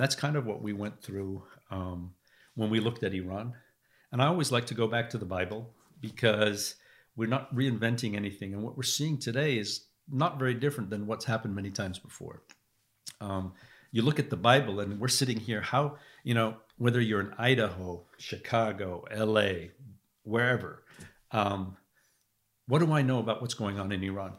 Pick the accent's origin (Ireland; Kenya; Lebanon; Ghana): Lebanon; also born or lived in England / California; now in United States; I grew up in Lebanon, uh, and I saw what it was like to be affected by war.